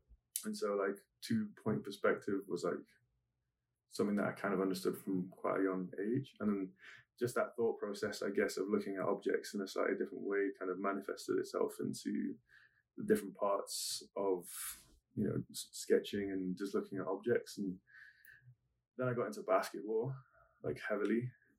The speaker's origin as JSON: {"language": "English", "country": "Germany", "tie": "born or raised there", "also_born_or_lived": "Cyprus / England / America / Crete", "said": "I was born in Cyprus. Mm-hmm. My father was a British soldier, and my mum's German. And so while they were stationed in Cyprus, my mum popped me out over there, and then we moved to army camps all over the place. So raised in Germany"}